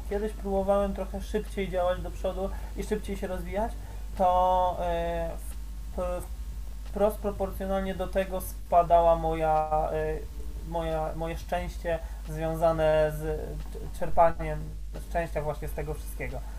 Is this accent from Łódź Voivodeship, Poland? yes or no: no; Radom, Masovian Voivodeship, Poland; z mojego z rodzinnego miasta jest Kura, Kura Workout jest z mojego rodzinnego